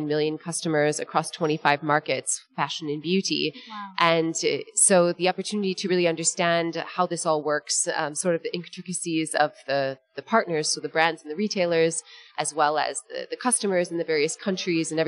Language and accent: English; Wisconsin, United States; moved away as an adult; also born or lived in France / United Kingdom / Netherlands; I am from Wisconsin originally. I grew up in the U.S.